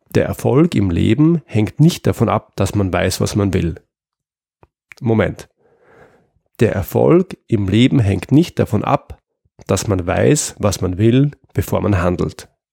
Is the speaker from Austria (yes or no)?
yes; Austria; in Österreich, wo ich herkomme